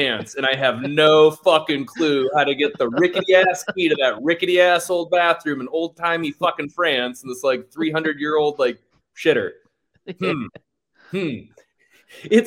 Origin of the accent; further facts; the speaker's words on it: Sarasota, Florida, United States; moved away as an adult; now in Austin, United States; growing up in Sarasota